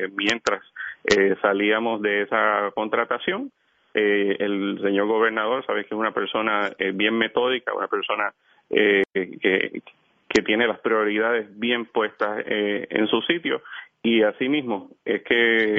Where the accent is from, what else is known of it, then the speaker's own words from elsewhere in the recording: Utuado, Puerto Rico; now in Bayamón, Puerto Rico; yo crecí en Utuado, ¿verdad? Vivo en Bayamón